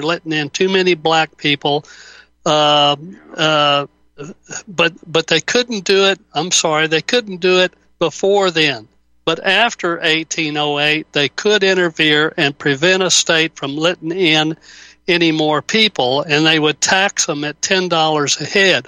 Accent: the South, United States; I was born and raised down here in the South

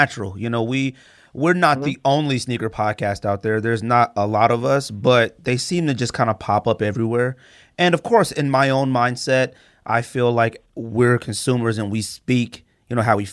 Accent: Arizona, United States; we're in Arizona. We're from Arizona, right? We live in Arizona right now

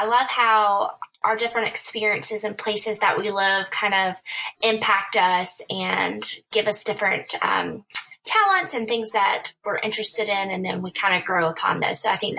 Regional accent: South Carolina, United States; being a fellow South Carolinian and someone who's mm-hmm. lived in Charleston

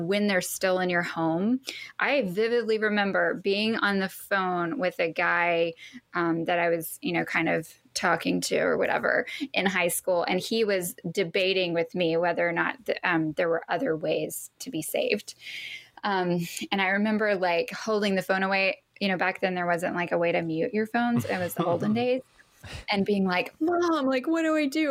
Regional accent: the Bible Belt, the South, United States; I grew up in the Bible Belt

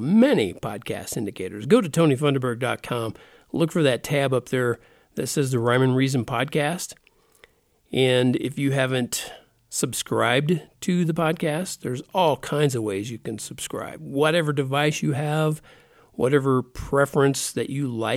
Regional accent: United States; the get-things-done attitude that I grew up in here in America

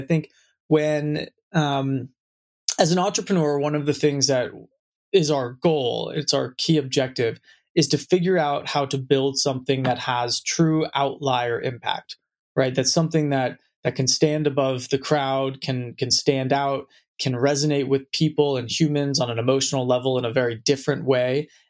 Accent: San Francisco, California, United States; I was born and raised in San Francisco, right in the heart of the city.

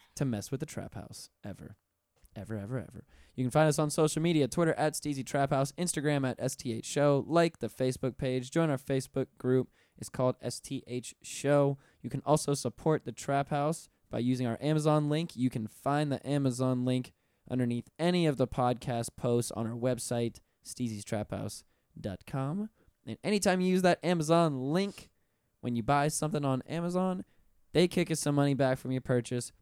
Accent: Pensacola, Florida, United States; I'm from Pensacola originally.

